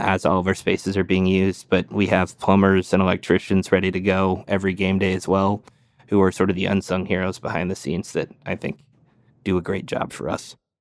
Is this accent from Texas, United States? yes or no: no; California, United States; moved away as an adult; also born or lived in Phoenix area, Arizona; now in Scottsdale, United States; California-born, grew up a Giants fan